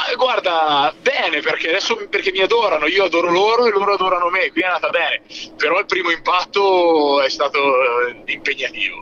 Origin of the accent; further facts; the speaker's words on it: Siena, Tuscany, Italy; io orgogliosamente sono senese, orgogliosamente sono campagnolo senese